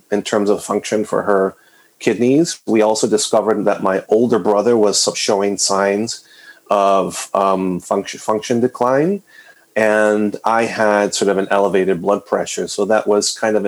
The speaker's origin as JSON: {"language": "English", "town": "San Juan", "country": "Puerto Rico", "tie": "born or raised there", "also_born_or_lived": "Western Massachusetts", "moved": "yes", "lives_now": "New England, United States", "said": "I was born and raised in San Juan, Puerto Rico, just outside in the suburbs of San Juan, Puerto Rico"}